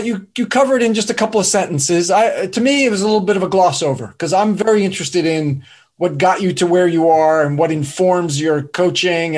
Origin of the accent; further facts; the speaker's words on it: New Jersey, United States; accent: East Coast; I grew up in New Jersey, but close enough to New York City, stone's throw. I got that East Coast